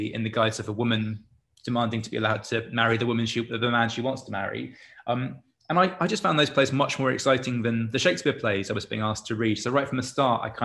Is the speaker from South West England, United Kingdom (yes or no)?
no; Canterbury, South East England, United Kingdom; I'm from Canterbury, so I'm from Marlowe land